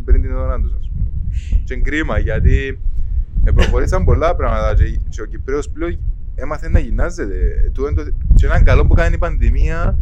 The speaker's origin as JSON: {"language": "Greek", "country": "Cyprus", "moved": "as an adult", "said": "Έφυγα από την Κύπρο πριν 16 χρόνια"}